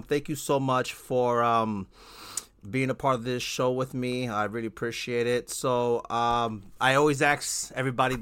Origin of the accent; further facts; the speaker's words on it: New York City, New York, United States; moved away as an adult; now in New Jersey, United States; I've only lived in New Jersey for 5 years, but I'm originally from Brooklyn, New York